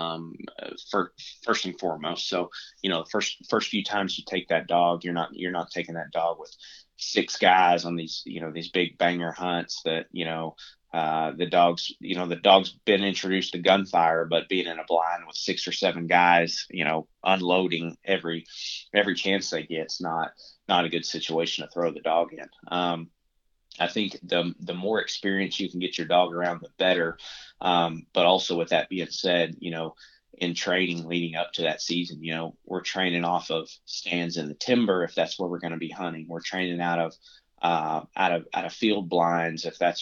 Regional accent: Arkansas, United States; now in Nashville, United States; growing up in Arkansas

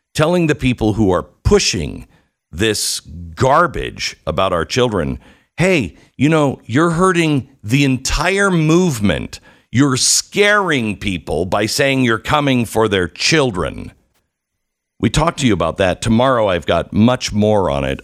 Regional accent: Mount Vernon, Washington, United States; I grew up in Mount Vernon, Washington.

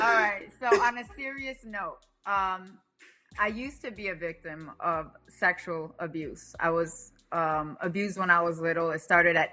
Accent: Bolivia; moved away; also born or lived in Virginia, United States; My parents moved to Bolivia when I was about 5 years old. So I was raised in Bolivia

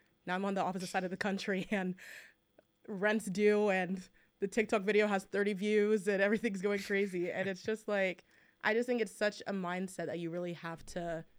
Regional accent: Nigeria; And being Nigerian too. They were like, that's not in our blood.

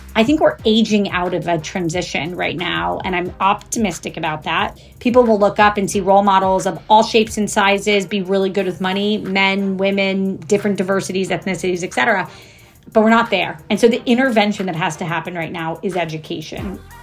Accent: Jacksonville, Florida, United States; also born or lived in Kentucky; I was born in Kentucky. I grew up in Jacksonville, Florida

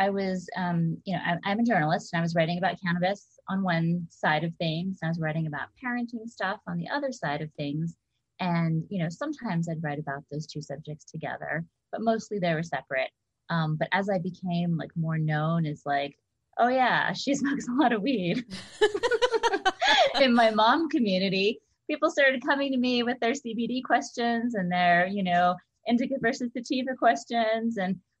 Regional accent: Hawaii, United States; also born or lived in East Coast / Bay Area / Southern California; I'm from wherever. I grew up in Hawaii, and I've lived on the East Coast, lived in Bay Area, lived in Southern California.

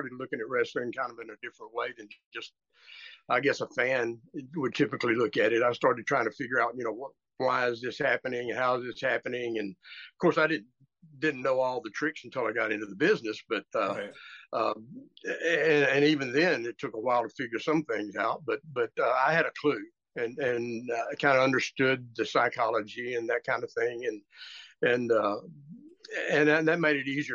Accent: Tyler, Texas, United States; I was raised about 90 miles from Dallas, a town called Tyler. My family is from that area.

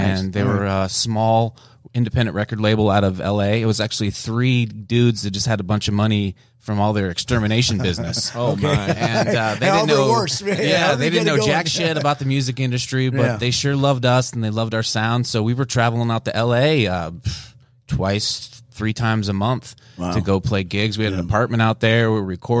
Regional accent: Las Vegas, Nevada, United States; also born or lived in East Coast; I was born on the East Coast, moved to Las Vegas

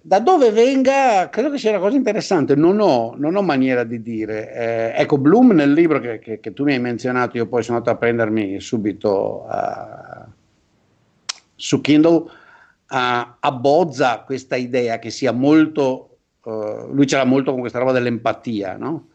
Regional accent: Veneto, Italy; io da buon veneto

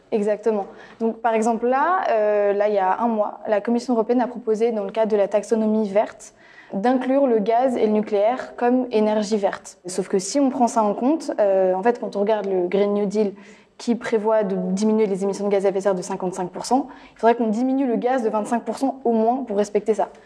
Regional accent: near Nantes, Pays de la Loire, France; je viens des Pays de la Loire, voilà, à côté de Nantes, Rennes

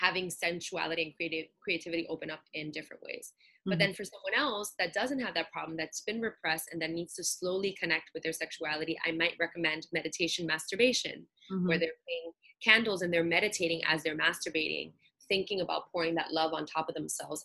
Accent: New York City, New York, United States; I'm Puerto Rican, born and raised in Brooklyn

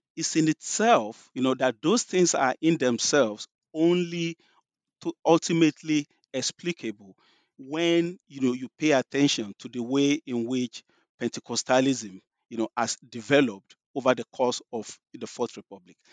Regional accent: Nigeria; moved away as an adult; also born or lived in London; if you can tell from my, my accent, you know, I grew up in Nigeria. I was born in Nigeria.

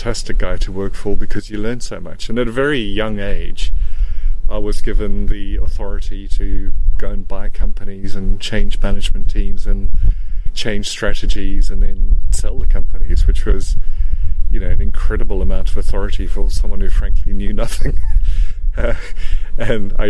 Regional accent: East London, Eastern Cape, South Africa; moved away as an adult; also born or lived in Boksburg, South Africa; now in United Kingdom; I grew up in East London, of course. Yeah, and we moved there at the age of eight.

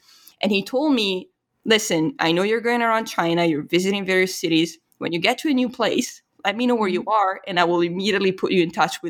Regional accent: Italy; English is a second language; and then immediately it was like, yeah, you know, I'm from Italy.

